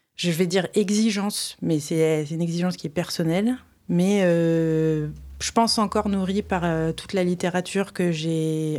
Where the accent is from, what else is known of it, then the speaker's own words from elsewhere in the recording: Reims, Grand Est, France; je viens d'une ville de province, enfin, je viens du, coup pas de Paris, donc euh, je viens de Reims